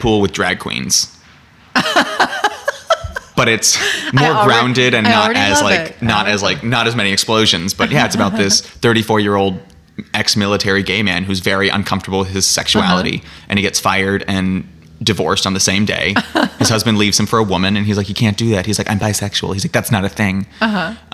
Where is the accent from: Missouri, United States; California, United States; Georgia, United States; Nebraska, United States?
California, United States; Silicon Valley, Northern; moved away; I'm from Northern California, the Silicon Valley.